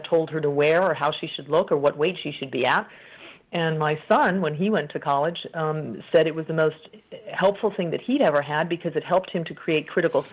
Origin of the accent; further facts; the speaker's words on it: Colorado, United States; moved away as an adult; I'm a native of Colorado, but I moved overseas quite early. Actually, I had not yet finished college